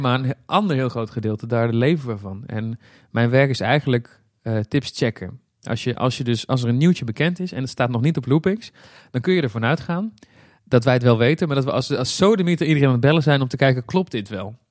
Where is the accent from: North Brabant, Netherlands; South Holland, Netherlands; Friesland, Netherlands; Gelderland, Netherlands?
North Brabant, Netherlands; Breda; moved away; Ik kom zelf oorspronkelijk uit Breda. Ik ben er inmiddels weg, maar dat ligt dicht bij de Efteling. Dus wij gingen vroeger heel vaak naar de Efteling